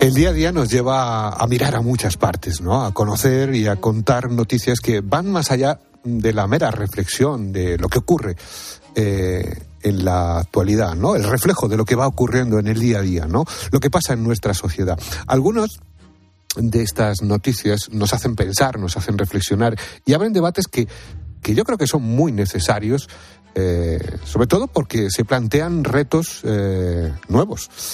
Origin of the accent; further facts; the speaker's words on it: Madrid, Community of Madrid, Spain; yo soy también de Madrid, ¿eh? o sea, Madrid además por parte de padres, de abuelos